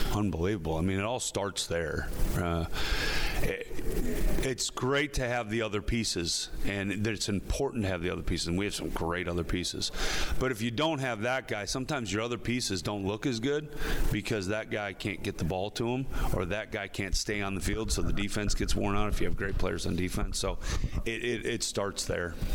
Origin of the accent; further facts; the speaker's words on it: Midwest, United States; moved away as an adult; now in Philadelphia, United States; we're from the Midwest